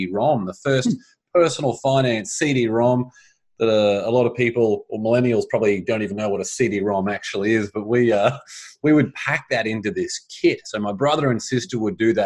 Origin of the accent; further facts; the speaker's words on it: Brisbane, Queensland, Australia; moved away as an adult; also born or lived in Boston, Massachusetts / Shanghai, China; now in United States; I grew up in Brisbane, Australia, and beautiful place, love Australia, an amazing country